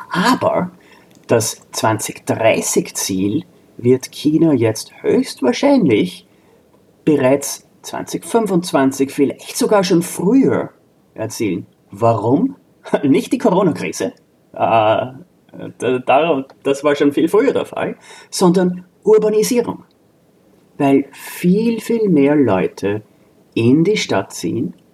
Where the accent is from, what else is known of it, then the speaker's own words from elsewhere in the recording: Austria; now in United States; zähle ich auch dazu als Österreicher, äh, Austroamerikaner